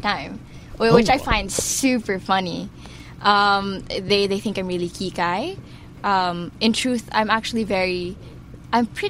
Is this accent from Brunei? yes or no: yes; Brunei; moved away as an adult; now in Philippines; My mom's Filipino and my dad's Chinese, mm-hmm. but I grew up in Brunei.